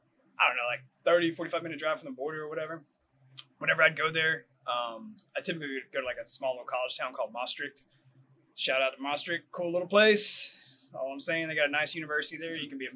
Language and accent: English; United States; moved away; also born or lived in Germany; when I came back from Germany and I landed, I was like, what the fuck? Because that was the first time I'd been in America for years.